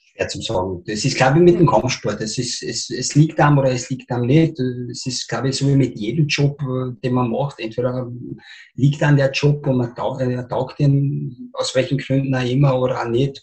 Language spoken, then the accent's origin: German; Spittal an der Drau, Carinthia, Austria; Ich bin ein Spitaler. Ja. Ich bin im Spital geboren, aufgewachsen und Schule gegangen